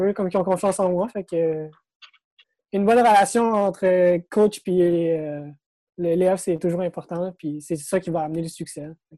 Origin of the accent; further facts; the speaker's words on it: Sainte-Marthe-sur-le-Lac, Quebec, Canada; also born or lived in Montreal; je suis né à Montréal. OK. J'ai grandi dans le coin de Sainte-Marthe-sur-le-Lac